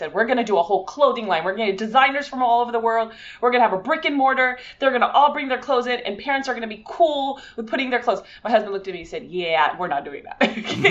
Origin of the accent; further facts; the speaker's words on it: California, United States; born there; My mom was born in Santa Monica and I was born in the Valley